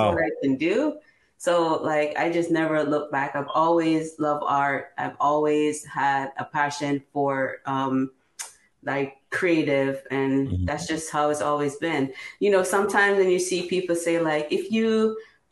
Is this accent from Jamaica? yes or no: yes; Jamaica; now in Newark, United States; When I grew up in Jamaica